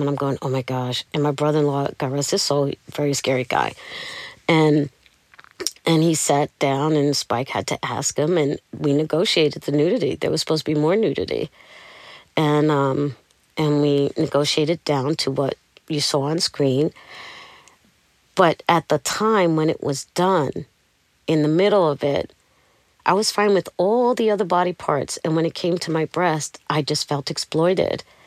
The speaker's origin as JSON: {"language": "English", "town": "New York City", "region": "New York", "country": "United States", "moved": "yes", "said": "I'm from Brooklyn"}